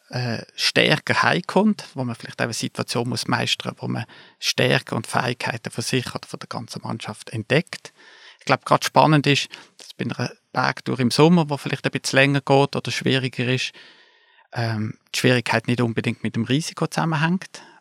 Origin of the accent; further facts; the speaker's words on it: Basel, Basel-Stadt, Switzerland; now in Interlaken, Switzerland; Wie man hört, komme ich aus Basel, aber ich lebe in den Bergen, ich lebe in Interlaken.